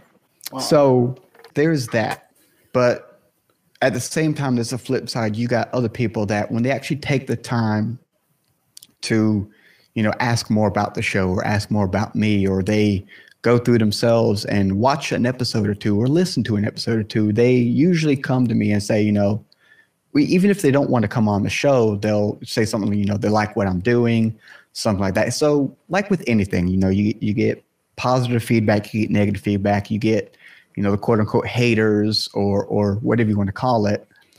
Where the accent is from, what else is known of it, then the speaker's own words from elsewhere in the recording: the South, United States; and again, I'm from the South here in the state.